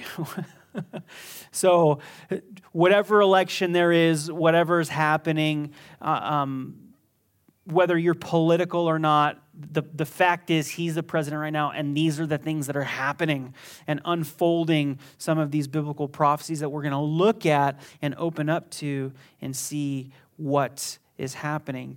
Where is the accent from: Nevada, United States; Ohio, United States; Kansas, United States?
Nevada, United States; Las Vegas; I was from Las Vegas. I was born here